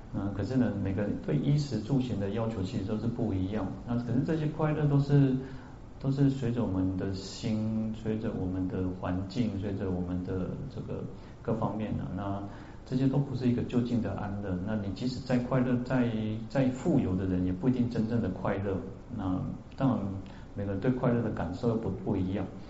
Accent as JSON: {"language": "Chinese", "country": "Taiwan", "said": "那只是我们台湾人喜欢"}